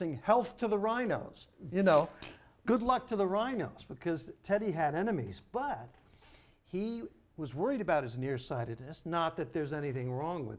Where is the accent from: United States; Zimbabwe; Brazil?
United States; Long Island, New York; Jackie and I are proud Long Islanders